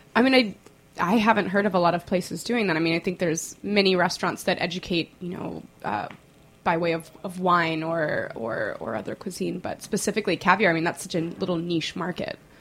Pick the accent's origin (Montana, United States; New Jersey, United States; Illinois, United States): Illinois, United States; Chicago; moved away; I was born in Chicago, and I haven't lived there since 2004